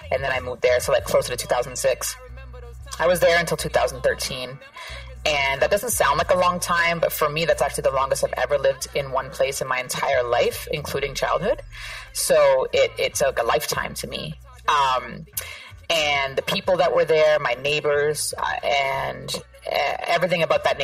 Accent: Canada; also born or lived in Toronto; now in Queens, United States; this might be a, a, controversial statement for me to make as a Canadian, but unequivocally, the place that I feel most at home is that block

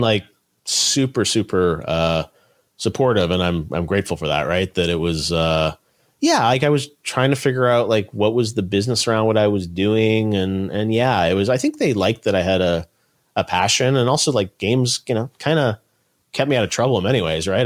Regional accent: Toronto, Ontario, Canada; I grew up in Toronto, Canada

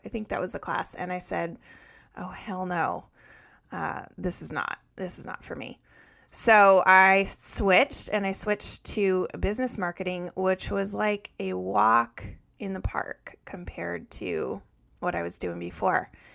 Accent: Colorado, United States; moved away as an adult; also born or lived in north of Boston; now in Massachusetts, United States; I grew up in Colorado and lived there until I graduated from college.

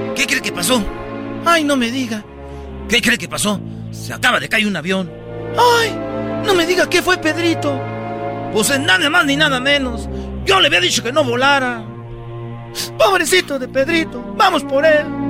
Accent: Mexico; Soy mexicana

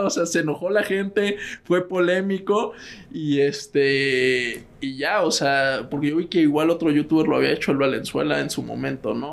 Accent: Mexico City, Mexico; also born or lived in Spain; yo soy de Ciudad de México

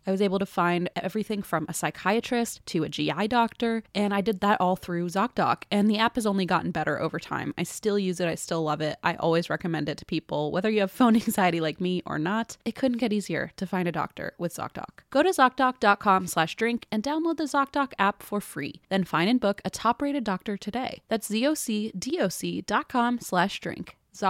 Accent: Ohio, United States; You're from Virginia and I'm from Ohio.

